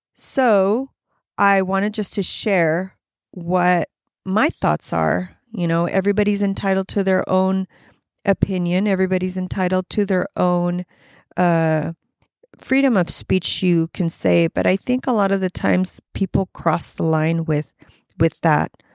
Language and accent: English; Los Angeles, California, United States; I grew up in Southern California